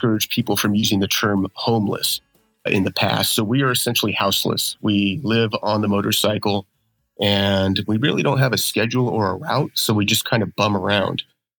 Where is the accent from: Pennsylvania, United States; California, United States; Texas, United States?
California, United States; Los Angeles; moved away; I am originally from Los Angeles, California